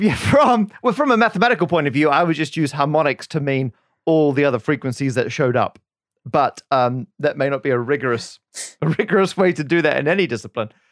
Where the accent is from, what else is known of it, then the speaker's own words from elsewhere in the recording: Australia; moved away as an adult; now in United Kingdom; we're both from Australia